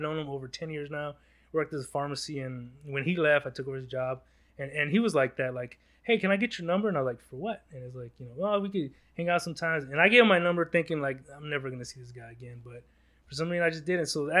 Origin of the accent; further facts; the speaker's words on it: Los Angeles, California, United States; I was born in Los Angeles, South Central LA. That was where I was born. And we moved a couple blocks away